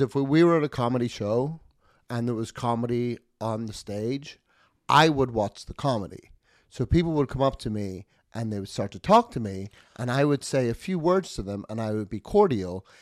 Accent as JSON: {"language": "English", "country": "United Kingdom", "moved": "yes"}